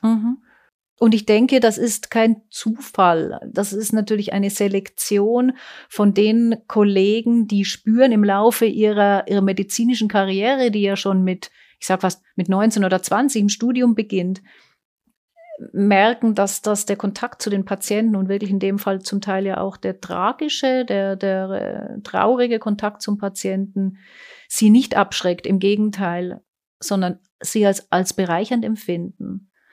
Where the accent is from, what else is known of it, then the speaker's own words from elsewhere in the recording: Germany; moved away as an adult; now in Switzerland; Ich bin in Deutschland groß geworden und aber seit meinem 24. Lebensjahr in der Schweiz.